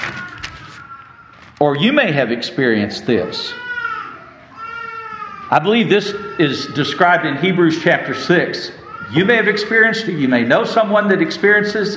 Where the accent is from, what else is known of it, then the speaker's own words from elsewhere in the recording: West Texas, United States; I grew up in West Texas